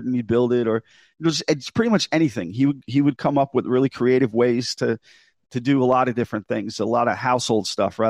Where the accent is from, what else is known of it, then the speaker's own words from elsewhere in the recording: Long Island, New York, United States; accent: New York / kind of New England accent; moved away as an adult; now in Massachusetts, United States; I grew up in New York on Long Island, and I've been up here in Massachusetts for 17 years